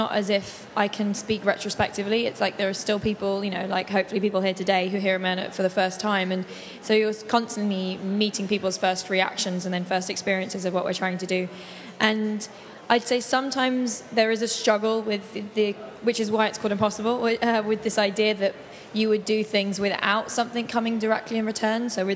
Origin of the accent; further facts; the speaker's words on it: London, United Kingdom; moved away as an adult; now in New York, United States; I grew up in London and have lived in New York for a few years